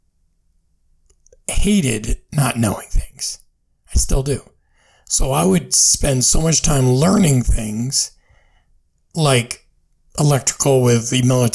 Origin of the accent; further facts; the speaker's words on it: United States; as the American people